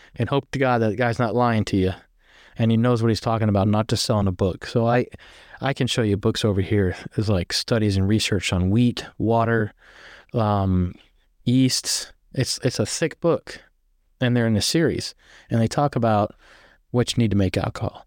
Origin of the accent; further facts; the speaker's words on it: near Shenandoah, Virginia, United States; I'm from Virginia, right up next to Shenandoah